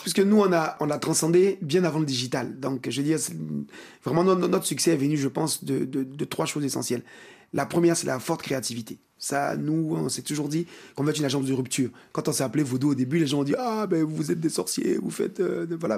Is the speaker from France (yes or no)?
no; Côte d’Ivoire; chez nous, en Côte d'Ivoire et en Afrique